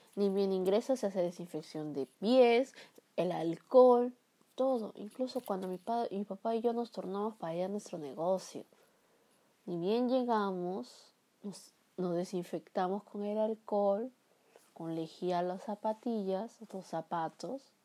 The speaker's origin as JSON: {"language": "Spanish", "country": "Peru", "said": "mi país, que es Perú"}